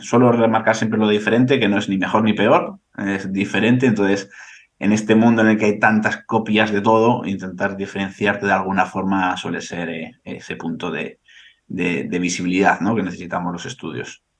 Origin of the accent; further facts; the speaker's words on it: Bilbao, Basque Country, Spain; yo soy de Bilbao